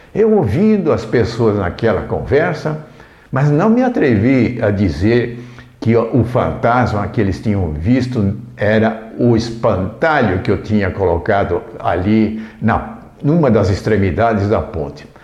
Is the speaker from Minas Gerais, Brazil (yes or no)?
no; Indaiatuba, São Paulo, Brazil; Na minha infância, enquanto eu vivi em Indaiatuba, no distrito de Mato Dentro